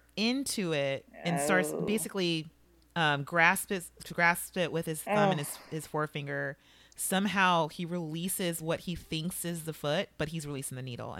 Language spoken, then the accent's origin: English; Chicago, Illinois, United States; This relates to my background somehow, growing up in Chicago.